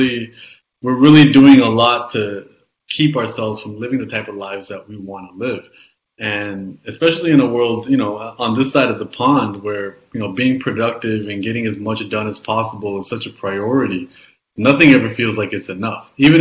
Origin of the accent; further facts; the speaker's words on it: Canada; I was born in Canada, yes, in the 80s